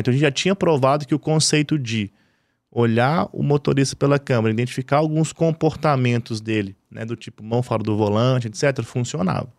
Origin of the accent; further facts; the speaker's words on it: Belo Horizonte, Minas Gerais, Brazil; also born or lived in Divinópolis; Eu sou de BH, né? Minas Gerais.